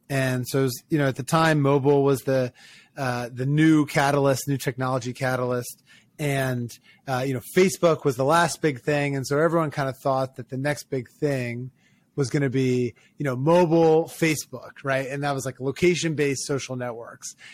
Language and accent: English; Ocean City, Maryland, United States; I grew up in Ocean City, Maryland